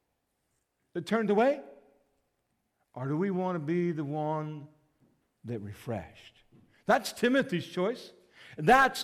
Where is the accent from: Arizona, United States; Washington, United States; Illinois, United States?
Illinois, United States; Litchfield; I grew up in Litchfield